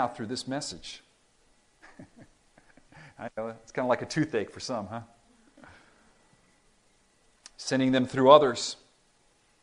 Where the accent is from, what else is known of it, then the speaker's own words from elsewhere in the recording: Miami, Florida, United States; I grew up in Miami